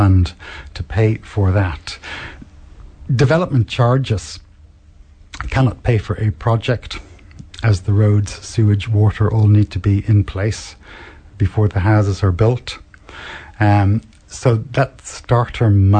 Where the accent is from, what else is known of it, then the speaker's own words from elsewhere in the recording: Ireland; moved away as an adult; also born or lived in Wales / Christchurch, New Zealand; now in Hamilton, New Zealand; I came from Ireland